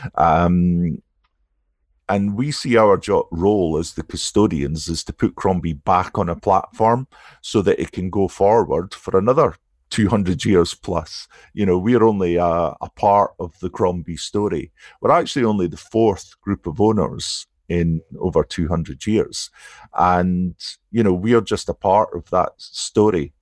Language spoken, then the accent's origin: English; Aberdeen, Scotland, United Kingdom; Aberdeen is my hometown